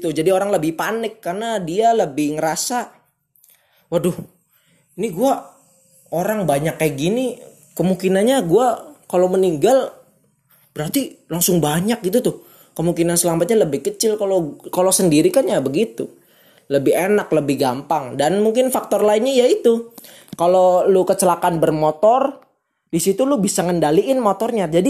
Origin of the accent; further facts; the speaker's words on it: Cirebon, West Java, Indonesia; gua orang Cirebon